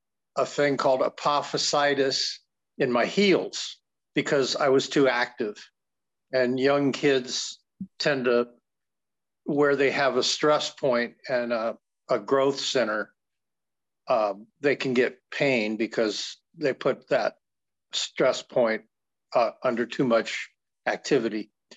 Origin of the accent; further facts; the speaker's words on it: Columbus, Ohio, United States; Oh, Columbus, Ohio, in the heart of the Midwest at the time. Because in the 60s, I was born in 47, but I always say this body is 76 in October next month